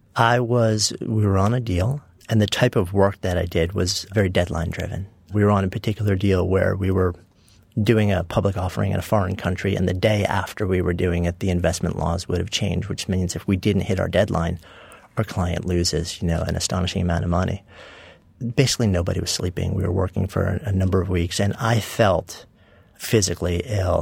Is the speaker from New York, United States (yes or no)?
yes; Port Washington, New York, United States; I grew up in a suburb of uh, New York City, Port Washington, also known as East Egg from the Great Gatsby